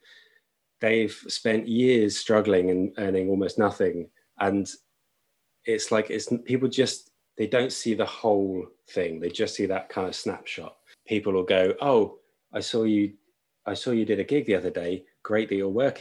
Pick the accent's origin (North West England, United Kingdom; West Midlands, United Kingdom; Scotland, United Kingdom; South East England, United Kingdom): South East England, United Kingdom; Brighton; moved away as an adult; also born or lived in Limerick, Ireland / Sussex; now in London, United Kingdom; I grew up in Brighton on the South Coast.